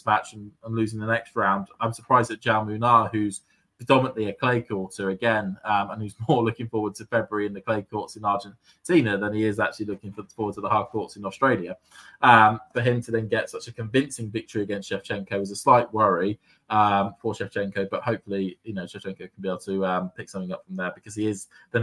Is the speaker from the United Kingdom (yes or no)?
yes; United Kingdom; as a Brit